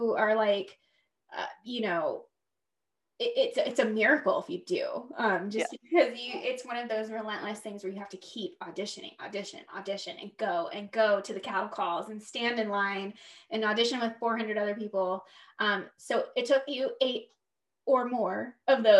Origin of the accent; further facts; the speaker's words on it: Florida, United States; She grew up and born and raised in Florida, same as me.